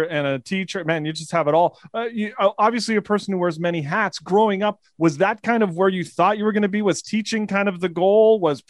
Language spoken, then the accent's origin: English; Canada; For us Canadians who are geographically messed up